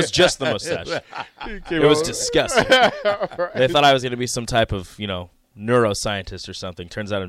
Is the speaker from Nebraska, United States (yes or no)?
yes; Omaha, Nebraska, United States; Look, I grew up in South Omaha.